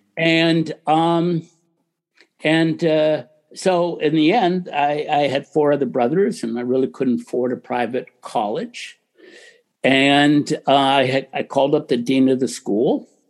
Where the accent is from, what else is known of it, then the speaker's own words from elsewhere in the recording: United States; I grew up in America in a little town.